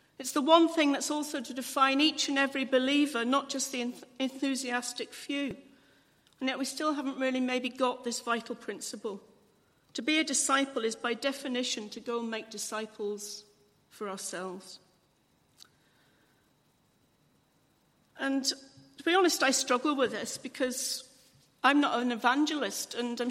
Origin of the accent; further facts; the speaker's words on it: England, United Kingdom; I'm English